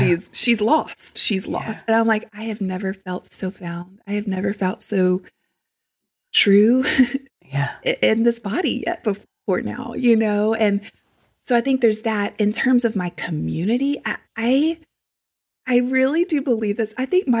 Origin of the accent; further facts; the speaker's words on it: Deep South, United States; I also, again, growing up in the Deep South, family members, all, you know, there's people in my family that I love